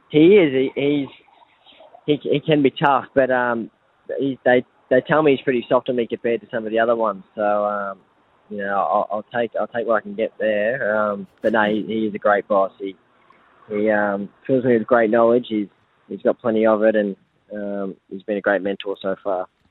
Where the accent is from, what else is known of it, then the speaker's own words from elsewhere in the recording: Victoria, Australia; moved away as an adult; also born or lived in New South Wales; now in Brisbane, Australia; I grew up in Victoria